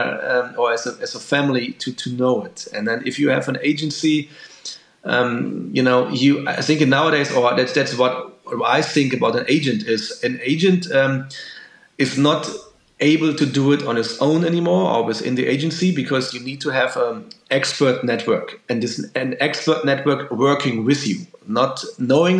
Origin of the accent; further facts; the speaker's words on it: Dortmund, North Rhine-Westphalia, Germany; I'm from Dortmund in Germany, and we have Borussia Dortmund right here